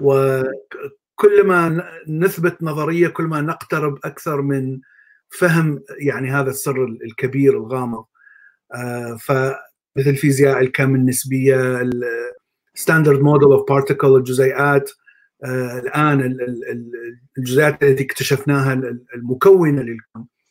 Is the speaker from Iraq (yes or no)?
yes; Baghdad, Baghdad Governorate, Iraq; moved away as an adult; also born or lived in Mosul / Jordan; now in United States; طبعا انا من بغداد أه، ولدت في بغداد